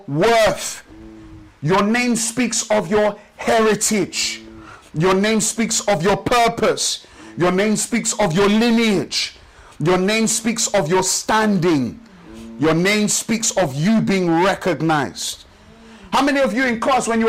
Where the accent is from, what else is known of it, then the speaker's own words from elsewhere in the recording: Nigeria; now in London, United Kingdom; I'm from Nigeria, of the Yoruba tribe